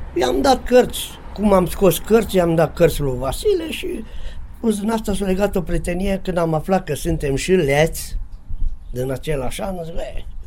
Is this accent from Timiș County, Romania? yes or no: yes; Sacoșu Mare, Timiș County, Romania; în satul meu, Sacoșu Mare de lângă Lugoj